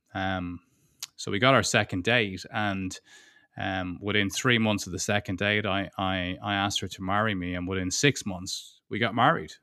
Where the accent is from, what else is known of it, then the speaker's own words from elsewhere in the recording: Ireland; now in United Kingdom; Beatrice is German, and I'm Irish, and we're living in the U K